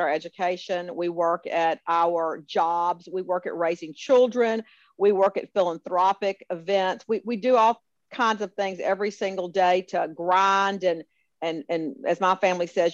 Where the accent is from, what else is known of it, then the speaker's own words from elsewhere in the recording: Memphis, Tennessee, United States; always proud to be from Memphis and tell people that I'm from Memphis